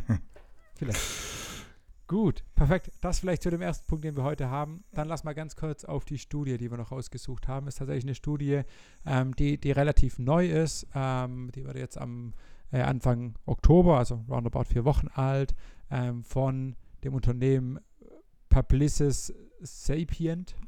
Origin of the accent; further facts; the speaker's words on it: Germany; bei uns in Deutschland